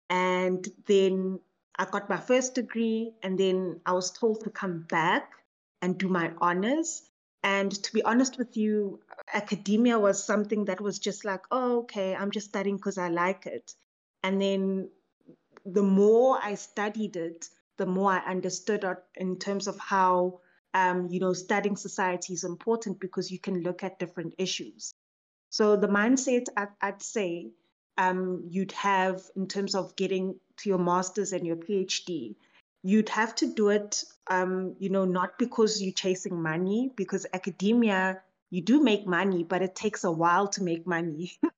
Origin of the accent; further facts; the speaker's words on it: South Africa; Yes, and I'm still in South Africa. Yes.